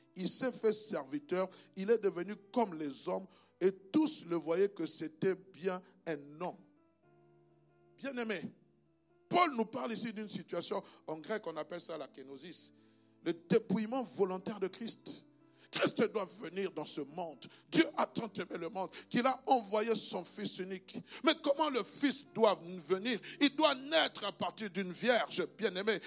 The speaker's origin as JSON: {"language": "French", "country": "DR Congo", "also_born_or_lived": "Belgium", "moved": "yes", "lives_now": "Brussels, Belgium", "said": "comme moi. Moi, je viens de la République démocratique du Congo, RDC"}